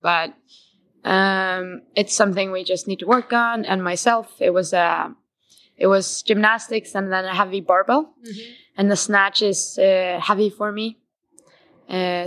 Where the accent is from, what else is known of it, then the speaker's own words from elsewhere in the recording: Iceland; I'm from Iceland.